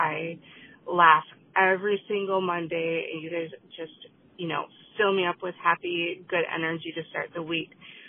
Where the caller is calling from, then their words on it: Wisconsin, United States; I'm calling from Wisconsin.